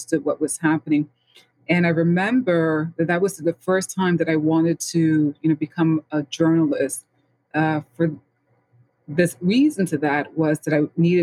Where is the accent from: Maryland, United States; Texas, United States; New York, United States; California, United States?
New York, United States; New York City; I was born and raised in the Bronx, St. Lawrence